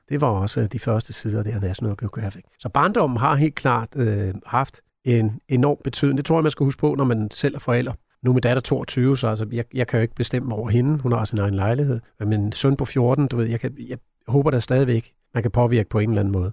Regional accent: Næstved, Zealand, Denmark; moved away; also born or lived in London; født og opvokset i Næstved

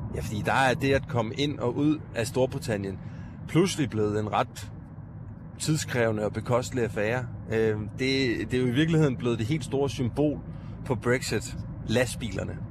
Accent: Odense, Southern Denmark, Denmark; Nana Munk øh, og jeg er begge to fra Odense

